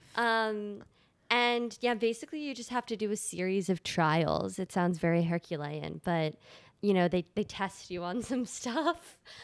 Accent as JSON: {"language": "English", "region": "Delaware", "country": "United States", "tie": "born or raised there", "moved": "yes", "said": "I grew up in Delaware, which is probably one of the worst states in the United"}